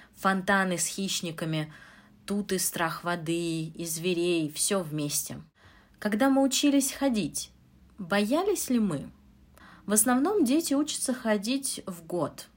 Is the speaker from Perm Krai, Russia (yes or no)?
no; Moscow, Russia; Я учитель английского из Москвы.